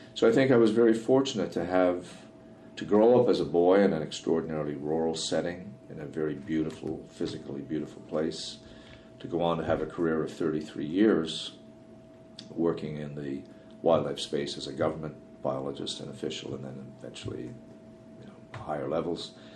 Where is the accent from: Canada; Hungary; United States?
Canada; Newfoundland and Labrador; the world I grew up in in Newfoundland